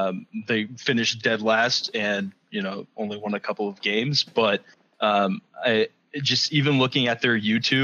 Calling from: Spring Arbor, Michigan, United States; I'm calling from Spring Arbor, Michigan.

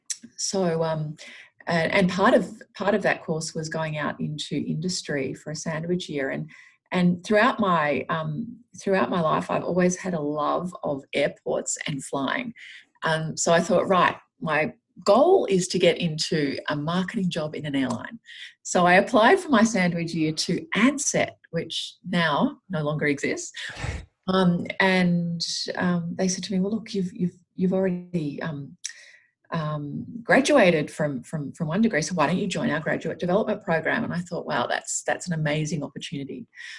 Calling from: Sydney, New South Wales, Australia; Yeah, so look, I'm based in Sydney. And today I'm out at my office in Westmead.

